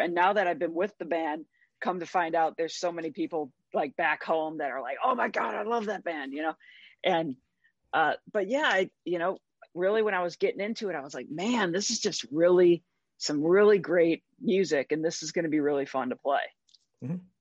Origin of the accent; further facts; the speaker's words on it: St. Louis, Missouri, United States; moved away; I'm from St. Louis, Missouri originally